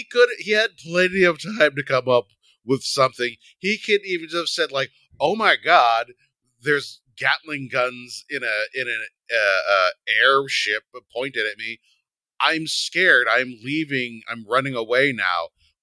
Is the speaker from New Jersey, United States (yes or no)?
yes; New Jersey, United States; And I did what I had to do because I'm from Jersey.